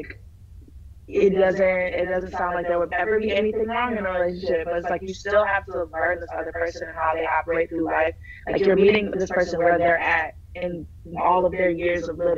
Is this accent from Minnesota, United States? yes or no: yes; Minneapolis, Minnesota, United States; also born or lived in Alabama; I'm from Minnesota, born and raised.